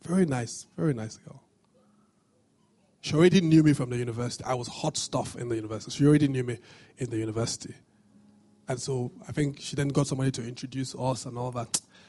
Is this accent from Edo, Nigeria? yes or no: yes; Benin City, Edo, Nigeria; I grew up in Benin